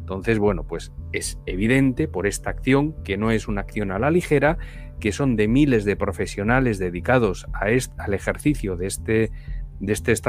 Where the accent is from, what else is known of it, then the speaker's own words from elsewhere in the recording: Venezuela; Pero bueno, como venezolana yo sí que te, yo sí que te diría